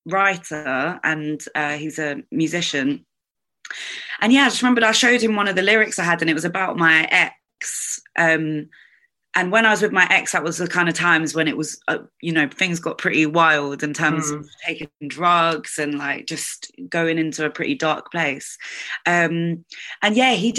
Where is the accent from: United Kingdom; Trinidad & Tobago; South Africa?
United Kingdom; London; woman born and bred in South London.